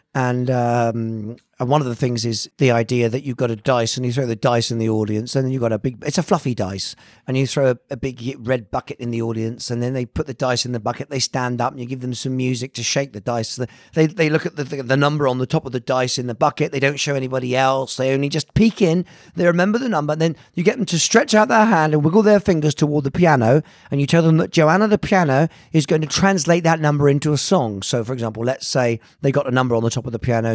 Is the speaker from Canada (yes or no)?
no; Bampton, South West England, United Kingdom; also born or lived in Hammersmith, London / Italy; growing up in the West Country, you know, in this small house